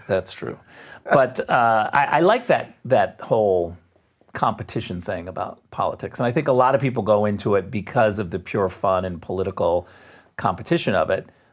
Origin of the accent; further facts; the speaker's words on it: Jenison, Michigan, United States; moved away as an adult; also born or lived in Muskegon, Michigan / Redwood City, California / Springfield, Missouri; now in Germany; I was born in Muskegon, Michigan